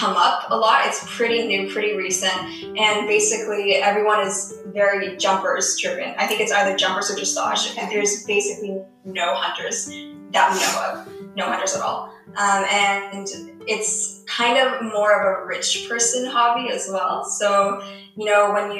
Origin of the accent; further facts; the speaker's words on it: Canada; now in Shanghai, China; I was born in Canada. I'm a Canadian citizen, but now I'm an international student and I go to school in Shanghai, China.